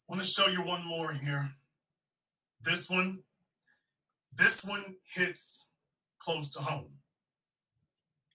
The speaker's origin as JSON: {"language": "English", "town": "Shreveport", "region": "Louisiana", "country": "United States", "tie": "born or raised there", "said": "I was born and raised in Shreveport, Louisiana"}